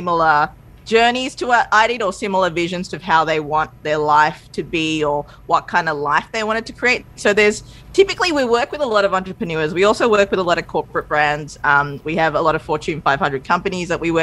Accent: Australia; also born or lived in Sri Lanka; I'm from Sri Lanka. I was born there. We moved to Australia when I was two.

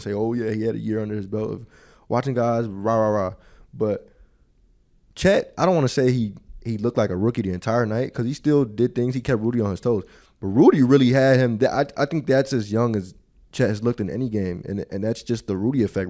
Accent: Chicago, Illinois, United States; moved away; I am from the West Side, but it's a Sox, Sox crib, Sox household

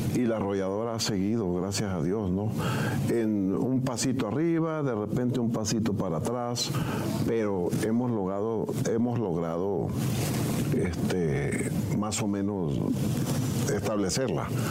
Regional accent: Mesillas, Sinaloa, Mexico; mi gente de Mesillas Concordia

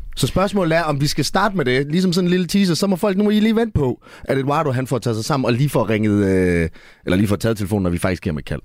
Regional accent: Esbjerg, Southern Denmark, Denmark; jeg er jo fra Esbjerg

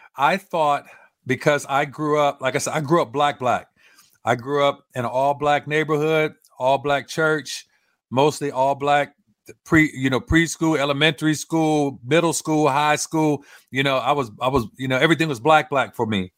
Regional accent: Los Angeles, California, United States; growing up in South Central L

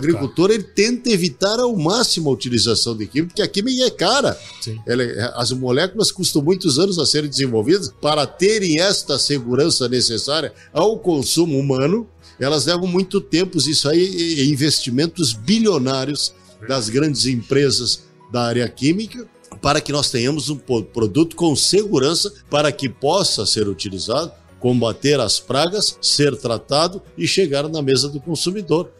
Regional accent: Bagé, Rio Grande do Sul, Brazil; lá em Bagé, na minha terra

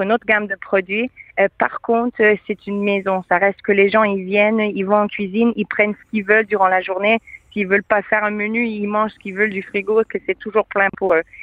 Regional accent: Quebec, Canada; now in Modena, Italy; je suis canadienne

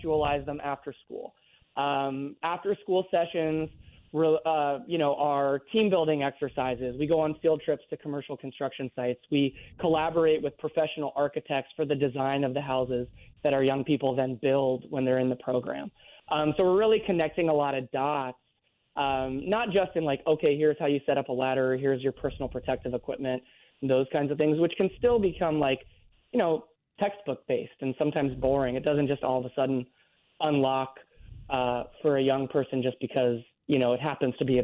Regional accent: California, United States; moved away as an adult; now in New Orleans, United States; I'm originally from California

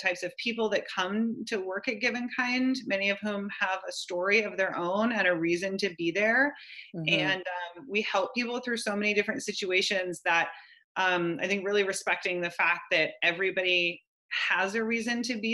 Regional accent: Gig Harbor, Washington, United States; also born or lived in Key Peninsula, Washington / Tacoma, Washington; I'm from the Northwest. I grew up outside of Gig Harbor, which is outside of Tacoma

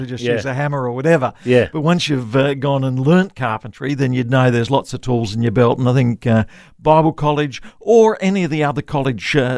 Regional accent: Tasmania, Australia; moved away as an adult; also born or lived in Victoria / Brisbane; I grew up in Tasmania. My grandfather came out to Tasmania to plant a church there, and that's where I was raised

